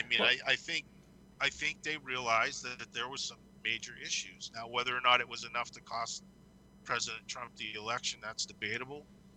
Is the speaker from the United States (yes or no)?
yes; United States